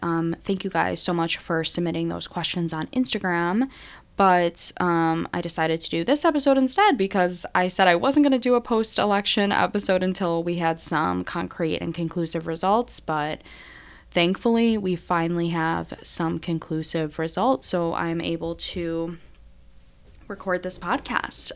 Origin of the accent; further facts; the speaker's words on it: Syracuse, New York, United States; my hometown, is first Syracuse alum